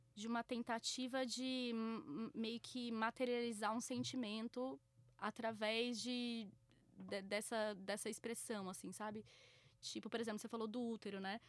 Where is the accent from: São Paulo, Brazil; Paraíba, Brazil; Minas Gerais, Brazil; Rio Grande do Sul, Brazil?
São Paulo, Brazil; Bauru; now in São Paulo, Brazil; Eu sou do interior, né? Eu sou de Bauru, então, tipo, é, a rua era um pouco mais comum quando eu era mais nova, mas aqui sempre foi muito difícil